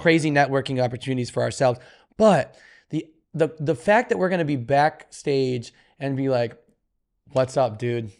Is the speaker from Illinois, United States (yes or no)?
yes; Chicago, Illinois, United States; we're both from Chicago